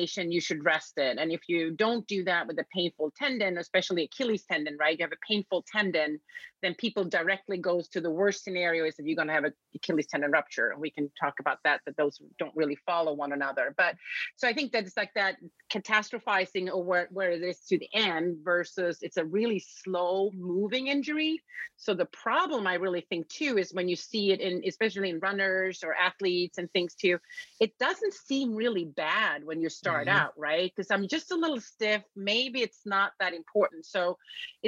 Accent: Sweden; moved away as an adult; now in United States; I was born and raised in Sweden

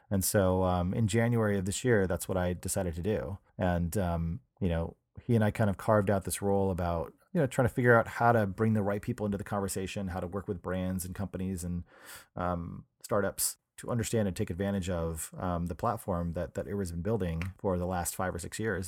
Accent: New Hampshire, United States; moved away as an adult; also born or lived in Pittsburgh, Pennsylvania; now in San Francisco, United States; I grew up in New Hampshire

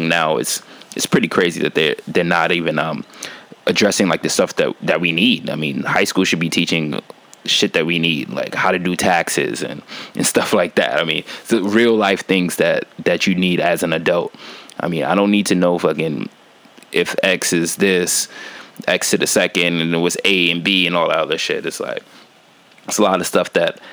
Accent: New York, United States; growing up in New York and seeing how like what the school system teaches you

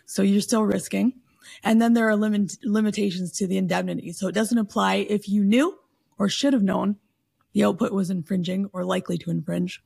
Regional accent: Canada; I'm Canadian

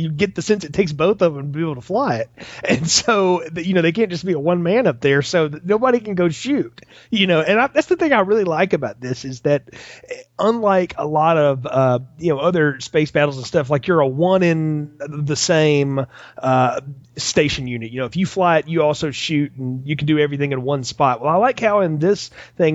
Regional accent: the South, United States; growing up in the South here

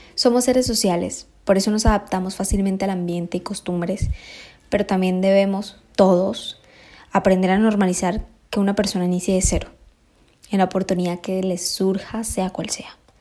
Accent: Colombia; moved away as an adult; now in Spain; Yo tengo la gran fortuna de haber nacido aquí en España. Me crié en Colombia

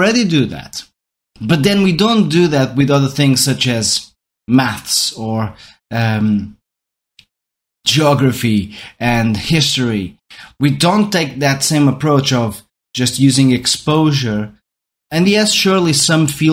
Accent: Portugal; first language Portuguese; English is a second language; I'm Portuguese, so my mother tongue is Portuguese

